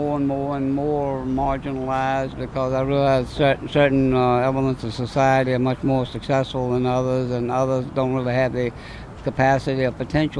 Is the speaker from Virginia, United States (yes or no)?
yes; Lynchburg, Virginia, United States; And from there, I came from Lynchburg, Virginia, where my home was.